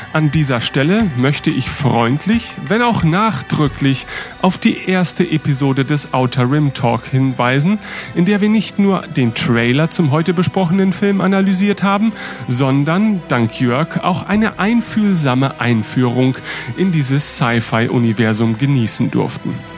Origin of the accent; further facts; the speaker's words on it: Northern Germany, Germany; ich als Norddeutscher